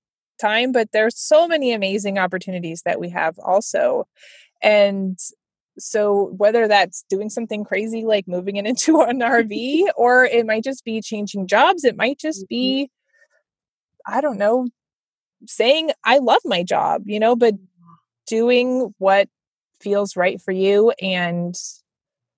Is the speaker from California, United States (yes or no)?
yes; California, United States; moved away; I'm from California originally